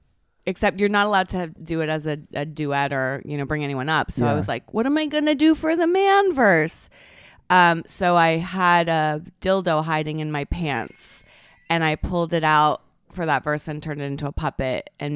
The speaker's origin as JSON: {"language": "English", "town": "Toronto", "region": "Ontario", "country": "Canada", "tie": "born or raised there", "said": "Yes. In the Toronto Harbor."}